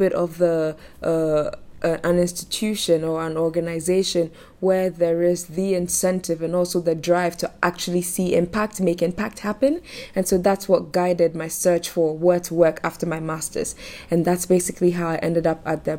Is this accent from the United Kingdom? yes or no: no; Accra, Greater Accra, Ghana; I am from Ghana, Accra, Ghana, actually